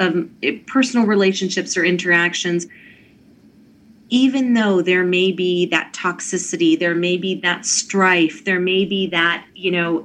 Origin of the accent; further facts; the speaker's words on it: Mount Vernon, Virginia, United States; I grew up in Mount Vernon meditating